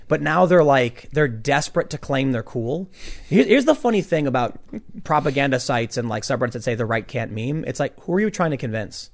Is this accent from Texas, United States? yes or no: no; Chicago, Illinois, United States; we're both from Chicago